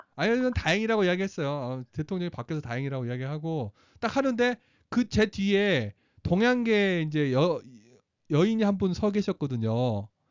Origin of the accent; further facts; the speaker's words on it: South Korea; moved away as an adult; now in United States; 어나저 사우트 코리아에서 왔어